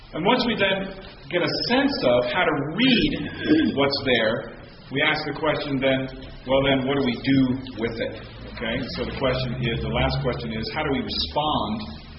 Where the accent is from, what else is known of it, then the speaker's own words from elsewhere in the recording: United States; I'm an American